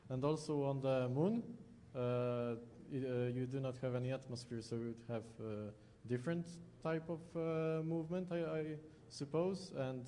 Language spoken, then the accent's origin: English; Poland; Hello, I am a student from Poland